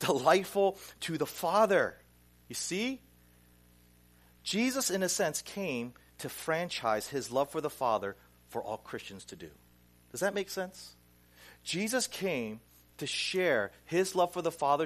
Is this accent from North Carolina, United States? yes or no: yes; Pineville, North Carolina, United States; now in Flushing, New York, United States; I grew up in Pineville, North Carolina